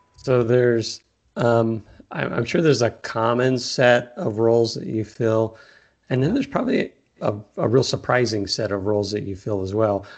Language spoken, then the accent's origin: English; Texas, United States; also born or lived in California; now in Arizona, United States; I am from Texas and moved to California for a long time and now I'm in Arizona